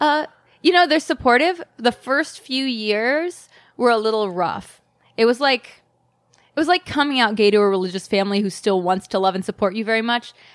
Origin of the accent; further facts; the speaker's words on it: South Carolina, United States; moved away as an adult; also born or lived in New York; now in Los Angeles, United States; I grew up in South Carolina